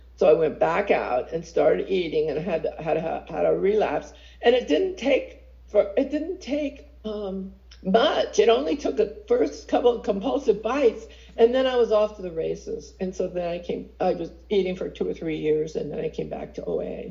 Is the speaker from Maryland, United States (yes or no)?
no; San Francisco, California, United States; also born or lived in Pacifica; I was born and raised in San Francisco